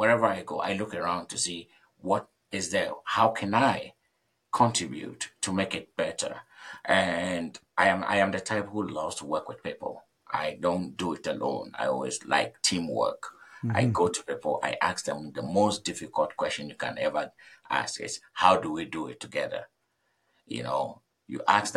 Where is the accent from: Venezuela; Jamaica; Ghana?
Ghana; moved away as an adult; I'm coming from Ghana, and I know how our society works.